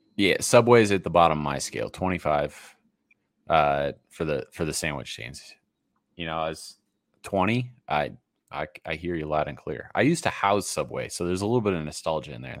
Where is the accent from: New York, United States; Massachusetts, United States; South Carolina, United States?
Massachusetts, United States; moved away as an adult; also born or lived in Rhode Island; growing up in Massachusetts, going to school on Rhode Island, uh, living the first twenty-two years of my life in that part of the country